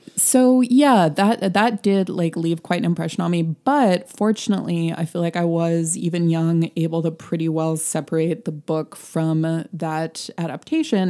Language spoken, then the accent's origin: English; United States; we're American